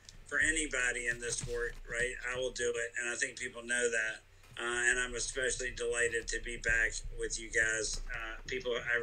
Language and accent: English; Greenville, North Carolina, United States; I'm from Greenville.